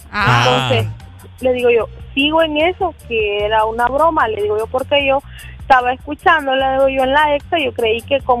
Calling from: Santa Cruz de Yojoa, Cortés, Honduras; de Santa Cruz

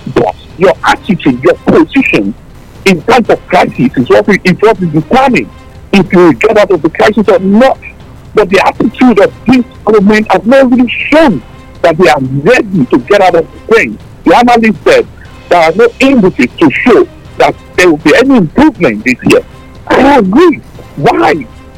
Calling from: Tottenham, London, United Kingdom; Yeah, this is …. I'm calling you from Tottenham.

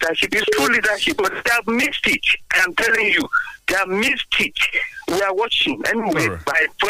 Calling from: Abuja, Federal Capital Territory, Nigeria; calling from Abuja.

